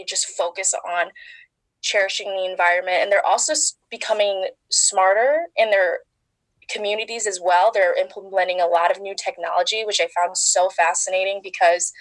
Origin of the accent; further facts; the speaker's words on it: La Grange, Illinois, United States; moved away as an adult; now in East Lansing, United States; So I'm originally from Chicago, a western suburb called La Grange.